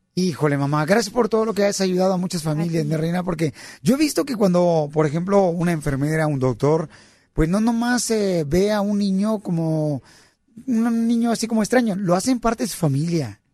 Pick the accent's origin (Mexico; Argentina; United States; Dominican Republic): Mexico; moved away; mi pueblo, Cotlán